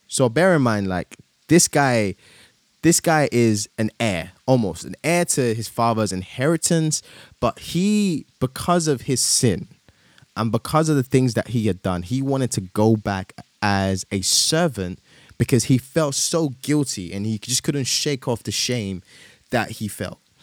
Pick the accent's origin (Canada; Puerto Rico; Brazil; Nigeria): Nigeria; moved away; I also went home to my, to my home country, Nigeria